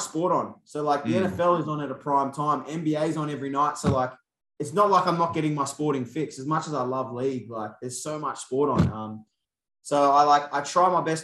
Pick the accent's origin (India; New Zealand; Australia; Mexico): Australia; Sydney, New South Wales; moved away; I'm from Bankstown